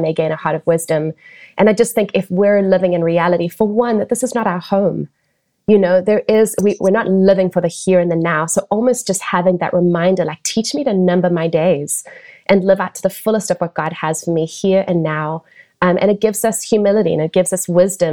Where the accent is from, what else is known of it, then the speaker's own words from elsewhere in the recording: South Africa; moved away; where I was raised in South Africa